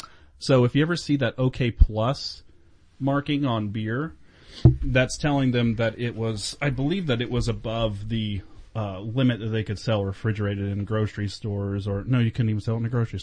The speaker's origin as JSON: {"language": "English", "region": "Oklahoma", "country": "United States", "tie": "born or raised there", "said": "growing up in Oklahoma"}